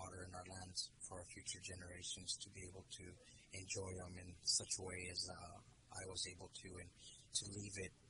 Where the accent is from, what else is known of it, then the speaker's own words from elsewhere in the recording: Pecos, New Mexico, United States; I was raised in Pecos, New Mexico. I'm a 13th generation New Mexican.